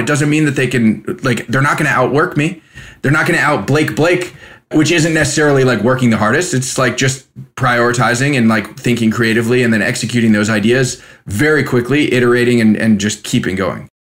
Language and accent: English; California, United States; moved away; also born or lived in Spain; I was a kid from California